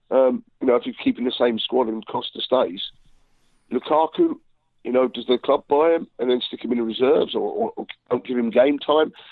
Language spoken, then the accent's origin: English; England, United Kingdom; I'm an Englishman as well